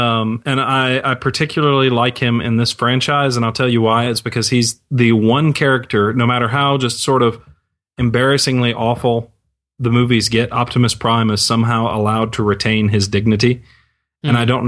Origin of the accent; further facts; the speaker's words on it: Texas, United States; You guys, I'm from Texas, okay? We have Transformers here.